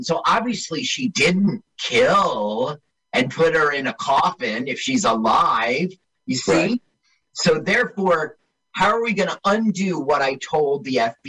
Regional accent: East Orange, New Jersey, United States; I grew up in East Orange

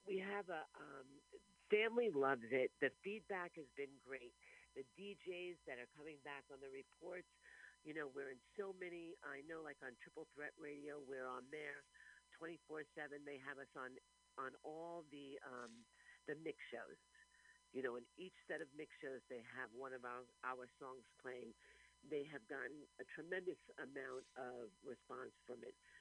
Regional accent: New York City, New York, United States; I was born in Brooklyn.

